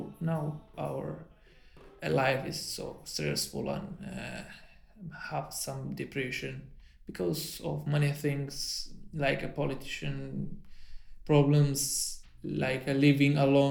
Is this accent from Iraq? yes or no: yes; Iraq; English is a second language; also born or lived in Germany; now in Liverpool, United Kingdom; I'm from Iraq, but I came from Germany to here.